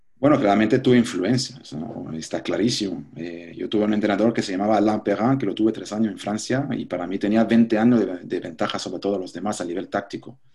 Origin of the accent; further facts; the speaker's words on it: Switzerland; Spanish is a second language; moved away as an adult; now in Panama; mentalidad de pequeño suizo